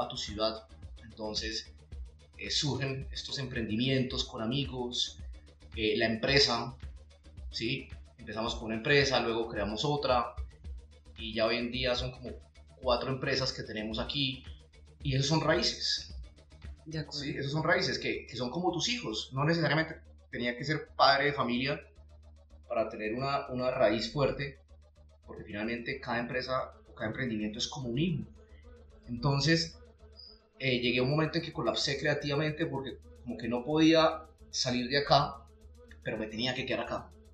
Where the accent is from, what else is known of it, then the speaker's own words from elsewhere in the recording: Santander, Colombia; soy un, apasionado por, por, por mi departamento, por mi tierra